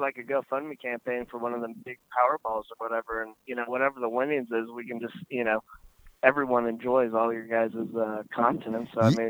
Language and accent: English; Ventura, California, United States; born or raised there